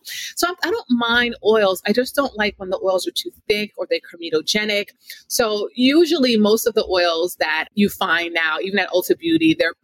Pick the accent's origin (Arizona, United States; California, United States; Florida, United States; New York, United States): Florida, United States; South; also born or lived in Jamaica; now in Northeast, United States; I grew up in South Florida